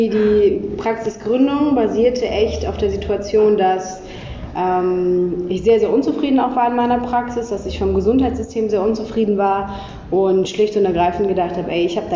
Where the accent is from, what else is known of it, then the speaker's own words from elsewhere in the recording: Cologne, North Rhine-Westphalia, Germany; ich komme aus Köln, ähm, bin seit puh, 25 Jahren Kölnerin eigentlich.